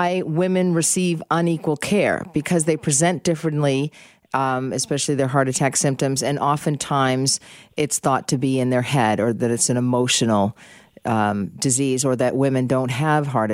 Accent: Boston, Massachusetts, United States; now in Canada; I'm originally from Boston

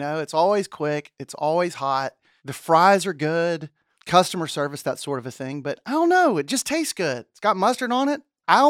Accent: Mobile, Alabama, United States; now in Texas, United States; that I'm actually from Alabama. And in Mobile, Alabama, they put a Whataburger in the year I was born, 1973.

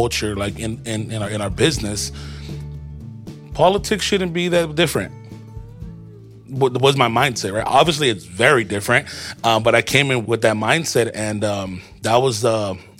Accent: Adelanto, California, United States; also born or lived in East Los Angeles, California; I was born in East LA, and my parents wanted a quote-unquote better life for me, right? So they bought a home here in Adelanto in June of 92.

